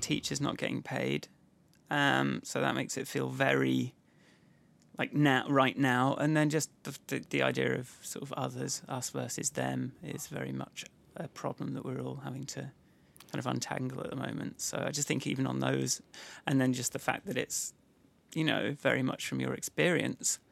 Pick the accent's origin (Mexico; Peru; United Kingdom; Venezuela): United Kingdom; I'm British